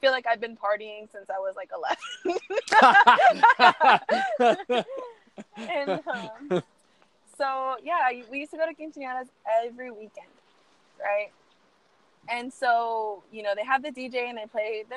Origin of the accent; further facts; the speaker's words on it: San Antonio, Texas, United States; I grew up here in San Antonio and I'm Hispanic